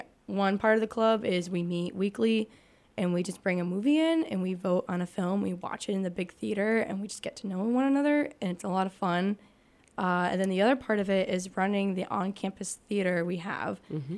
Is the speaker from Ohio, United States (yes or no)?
no; Manchester, New Hampshire, United States; I'm from Manchester, New Hampshire.